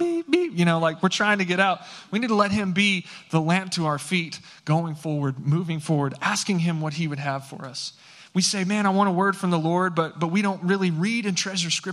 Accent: San Angelo, Texas, United States; now in Fort Worth, United States; I grew up in West Texas, okay, out in San Angelo, Texas

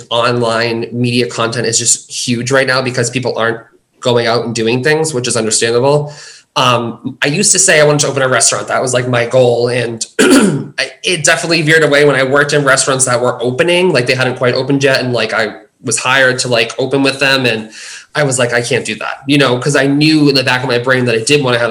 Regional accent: United States; I'm from the States

